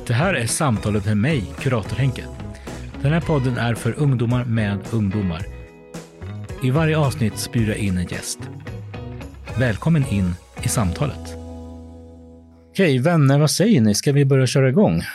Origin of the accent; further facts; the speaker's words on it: Småland, Sweden; moved away as an adult; also born or lived in Peru; now in Stockholm, Sweden; jag kommer egentligen från Småland, där jag är uppvuxen